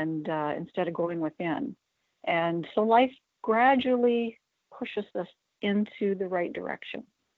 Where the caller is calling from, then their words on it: North Bay, Ontario, Canada; I'm calling from North Bay, Ontario, Canada.